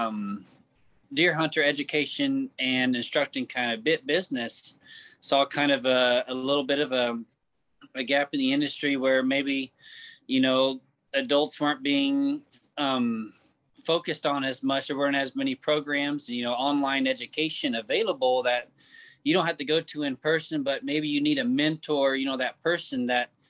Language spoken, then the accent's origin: English; Kansas City, Missouri, United States; I'm from Kansas City, Missouri.